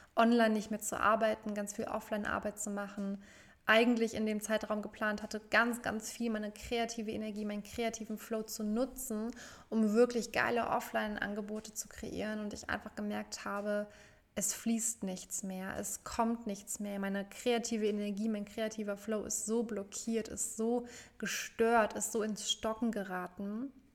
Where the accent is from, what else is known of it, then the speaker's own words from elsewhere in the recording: Frankfurt, Hesse, Germany; nach Frankfurt, zurück in meine Heimatstadt